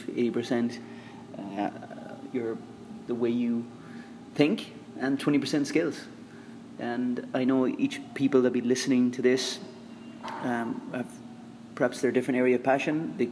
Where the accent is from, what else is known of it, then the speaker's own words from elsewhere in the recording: Ireland; moved away as an adult; now in Philippines; I'm Irish